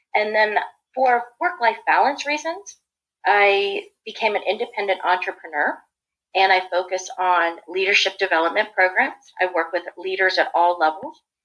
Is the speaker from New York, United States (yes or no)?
no; Washington, District of Columbia, United States; moved away as an adult; also born or lived in Raleigh-Durham area, North Carolina; now in Research Triangle Park area, North Carolina, United States; I was born and raised in the Washington, D.C. area, I lived there for more than 40 years.